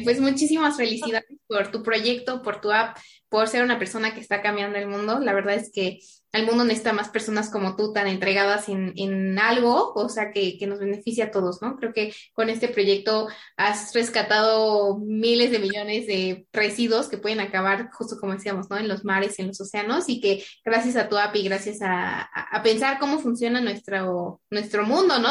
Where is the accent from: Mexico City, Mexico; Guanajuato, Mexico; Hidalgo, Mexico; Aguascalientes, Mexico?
Hidalgo, Mexico; Pachuca; soy de Pachuca